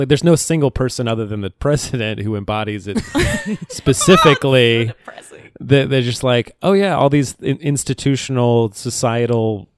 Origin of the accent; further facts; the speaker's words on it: San Diego, California, United States; I was raised in San Diego